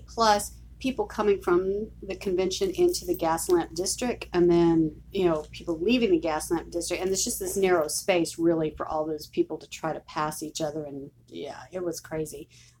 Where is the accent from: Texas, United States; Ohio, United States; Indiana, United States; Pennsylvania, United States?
Texas, United States; Houston; I'm from Houston